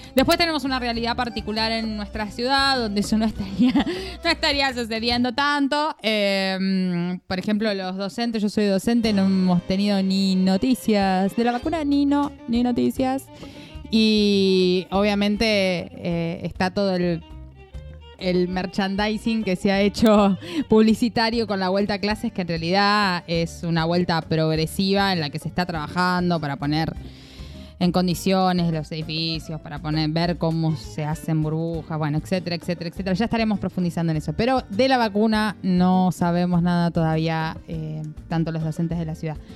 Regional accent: Entre Ríos, Argentina; moved away; mi provincia querida Entre Ríos

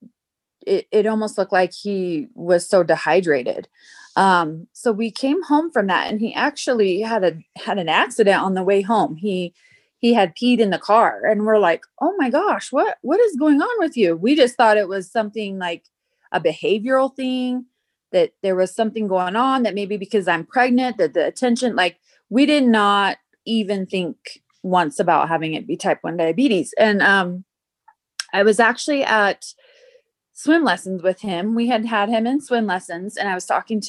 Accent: South Jordan, Utah, United States; also born or lived in Idaho / Nevada; I grew up in South Jordan, Utah, and lived there up until I graduated high school.

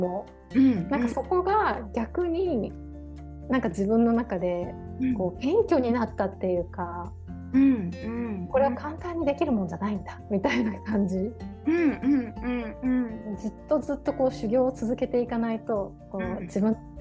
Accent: Hiroshima, Japan; moved away as an adult; 私広島県出身なのね

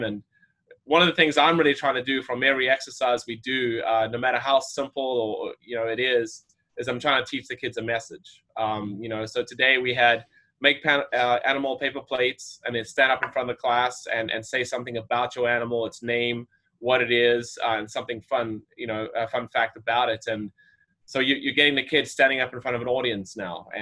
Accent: South Africa; moved away as an adult; also born or lived in Florida / Arizona; now in United States; I grew up in South Africa, was born there

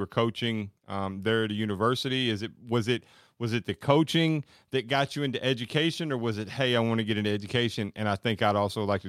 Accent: Bowling Green, Kentucky, United States; I grew up in Bowling Green, Kentucky, which is just up the road on 65 there.

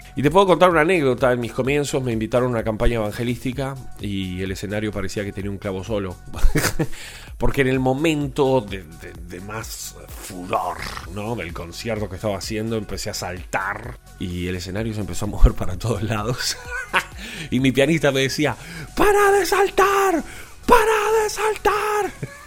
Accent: Uruguay; Soy uruguayo y vivo aquí en Montevideo.

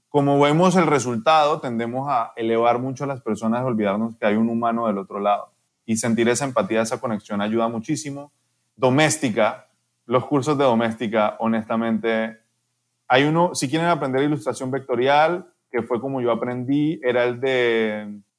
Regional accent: Panama; also born or lived in Colombia; Yo nací en Colombia, pero de verdad yo soy panameño, yo soy artista panameño.

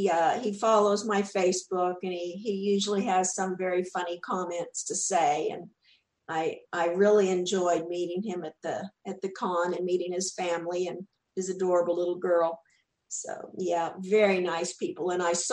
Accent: Texas, United States; accent: Southern; people had always made fun of my accent there because I was from Texas and I definitely had that Southern accent.

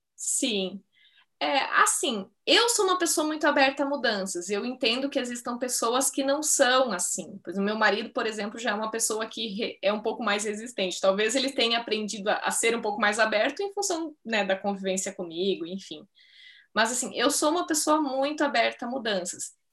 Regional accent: Ibirubá, Rio Grande do Sul, Brazil; moved away as an adult; also born or lived in São Paulo; Ibirubá, né, que é a minha cidade natal, no Rio Grande do Sul

